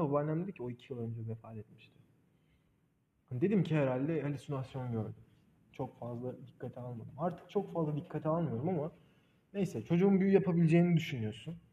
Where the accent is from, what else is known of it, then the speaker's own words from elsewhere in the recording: Black Sea Region, Turkey; ben Karadenizliyim